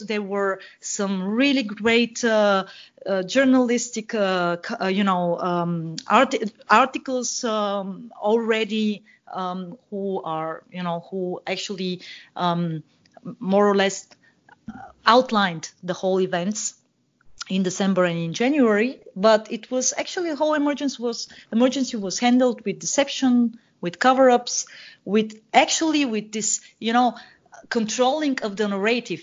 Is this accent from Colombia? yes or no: no; Bulgaria; also born or lived in Germany; now in Vienna, Austria; I live in uh, Vienna, Austria, but I'm originally from Bulgaria.